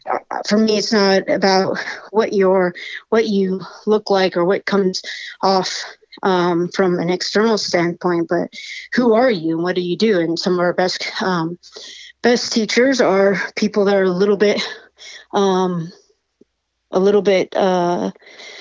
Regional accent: Washington, United States; I'm from Washington

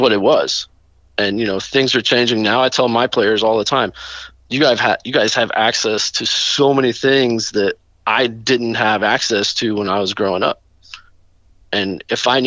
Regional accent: Chattanooga, Tennessee, United States; I grew up in Chattanooga

